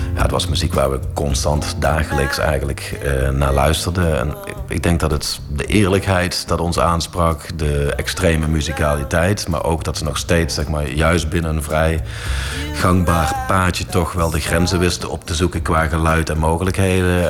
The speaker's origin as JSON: {"language": "Dutch", "town": "Heythuysen", "region": "Limburg", "country": "Netherlands", "tie": "born or raised there", "said": "groeide op eh, in, Midden-Limburg. Johan kwam uit Rogel, ik kwam uit Heidhuizen."}